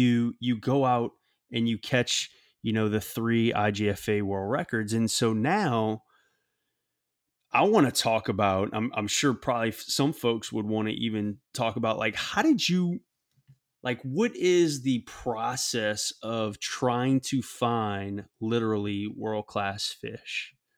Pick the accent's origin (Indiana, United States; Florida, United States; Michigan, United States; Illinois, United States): Florida, United States; Tampa; growing up in the Tampa area, you know, really kind of growing up, seeing big fish at a young age